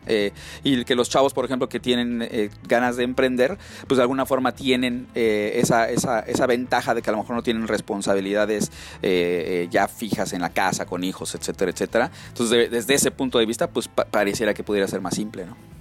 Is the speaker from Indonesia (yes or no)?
no; Mexico City, Mexico; moved away as an adult; now in Silicon Valley, United States; yo soy eh, de la Ciudad de México